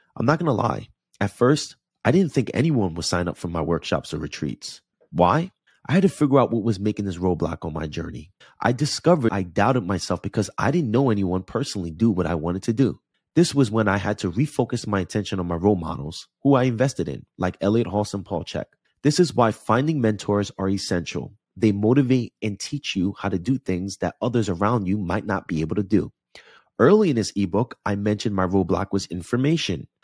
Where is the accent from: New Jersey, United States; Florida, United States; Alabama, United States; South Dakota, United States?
New Jersey, United States; Jersey City; now in Los Angeles, United States; Jersey City, New Jersey is my hometown